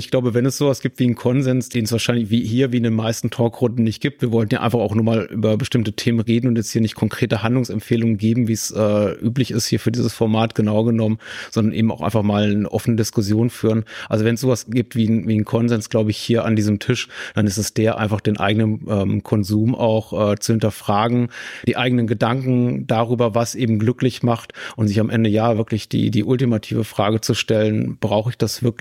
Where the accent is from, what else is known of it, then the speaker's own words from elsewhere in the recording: Berlin, Germany; ich komme aus Berlin, also ganze äh, Ortsteile, in denen es einfach zum guten Ton gehört, zum Bio-Supermarkt zu gehen